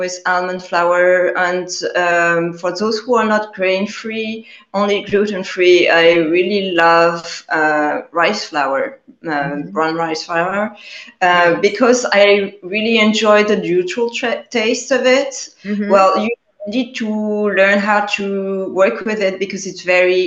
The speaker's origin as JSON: {"language": "English", "town": "Paris", "region": "Île-de-France", "country": "France", "tie": "born or raised there", "said": "I was born and raised in Paris, France"}